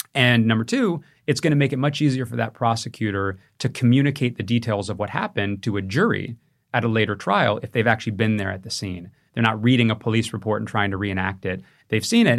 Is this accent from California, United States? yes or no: yes; California, United States; Growing up in California